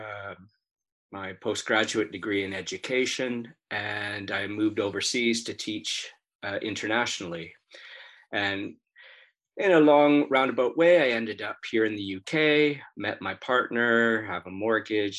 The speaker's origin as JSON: {"language": "English", "area": "just north of Toronto", "region": "Ontario", "country": "Canada", "moved": "as an adult", "lives_now": "United Kingdom", "said": "I'm from Canada, just north of Toronto is where I'm originally from."}